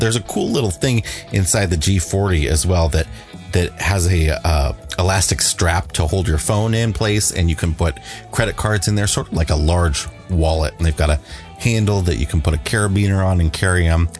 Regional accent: United States; I grew up on the Mississippi.

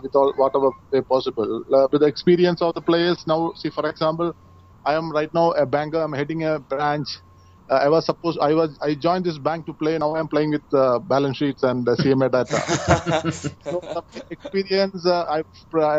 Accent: Kerala, India; I'm from Kerala, the state of, you know, where we have all multi sports personalities are there

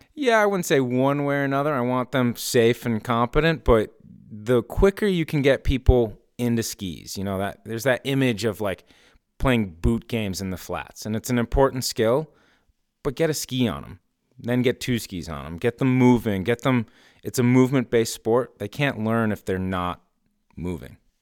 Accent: Stowe, Vermont, United States; now in Morrisville, United States; I grew up in Stowe and that's been my home base.

